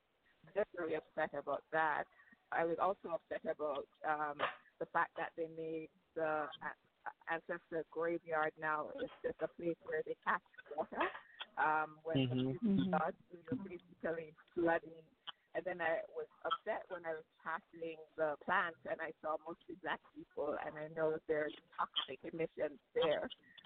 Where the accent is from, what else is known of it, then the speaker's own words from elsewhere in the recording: Jamaica; I'm Jamaican, Jamaican-American